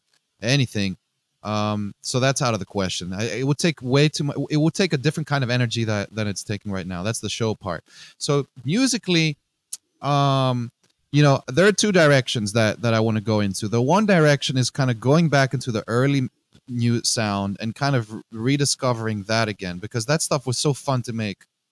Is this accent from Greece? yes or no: yes; Greece; English is a second language; moved away as an adult; also born or lived in Netherlands / Northeast United States; now in United States; growing up in Greece, I have a very special relationship with the sea, with the Aegean Sea.